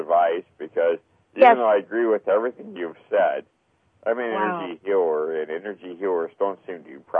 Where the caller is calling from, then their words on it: Melbourne Village, Florida, United States; I'm calling from Melbourne Village, Florida.